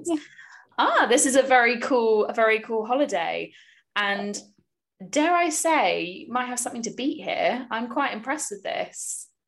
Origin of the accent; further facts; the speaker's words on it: United Kingdom; I'm not very good at being a Brit because I don't drink tea or coffee.